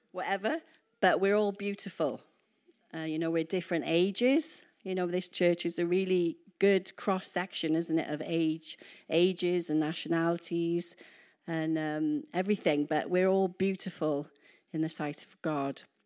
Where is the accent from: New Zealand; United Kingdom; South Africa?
United Kingdom; Wales; moved away as an adult; I'm Welsh